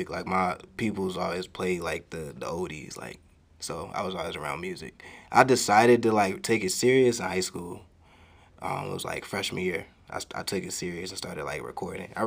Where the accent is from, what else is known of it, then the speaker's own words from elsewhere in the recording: Waukegan, Illinois, United States; also born or lived in Zion, Illinois / North Chicago, Illinois / Gurnee, Illinois; i'm from waukegan, waukegan. illinois